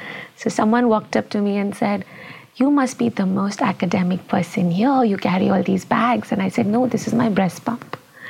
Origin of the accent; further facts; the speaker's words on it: India; I'm from India.